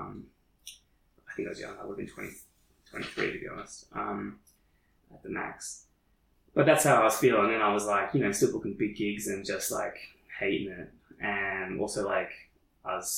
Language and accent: English; Shepparton, Victoria, Australia; now in Melbourne, Australia; I'm back in my hometown for an interim period.